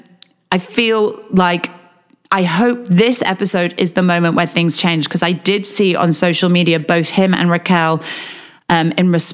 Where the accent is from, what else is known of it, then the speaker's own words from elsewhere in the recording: Yorkshire and the Humber, United Kingdom; as somebody who was born in Yorkshire and, as far as I can tell, everybody I've ever known in my family line has been born and brought up in Yorkshire